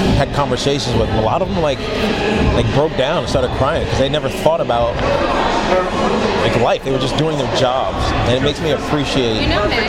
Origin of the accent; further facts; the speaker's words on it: Southwest Virginia, United States; I was from Southwest Virginia